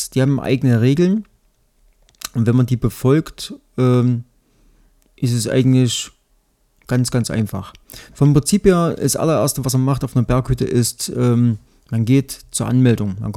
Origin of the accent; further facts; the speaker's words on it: Thuringia, Germany; aber für mich als, als Thüringer ähm, war das äh, relatives Neuland.